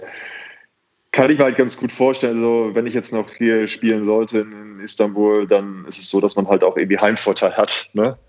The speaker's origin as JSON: {"language": "German", "town": "Cologne", "region": "North Rhine-Westphalia", "country": "Germany", "tie": "born or raised there", "also_born_or_lived": "Bergisch Gladbach", "said": "Kölscher geht es gar nicht auf der Aachener Straße aufgewachsen"}